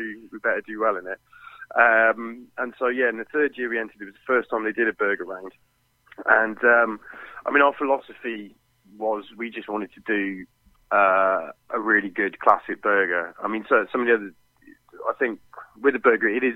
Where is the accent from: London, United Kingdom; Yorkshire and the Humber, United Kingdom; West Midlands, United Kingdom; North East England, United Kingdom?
West Midlands, United Kingdom; Hereford; we're from Hereford, and you know, we get fantastic beef in Hereford